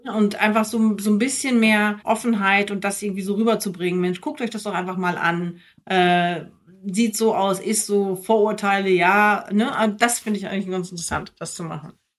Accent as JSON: {"language": "German", "area": "near Minden", "region": "North Rhine-Westphalia", "country": "Germany", "tie": "born or raised there", "moved": "yes", "lives_now": "Frankfurt, Germany", "said": "in meinem Ort, wo ich aufgewachsen bin, da bin ich auch gerne aufgewachsen"}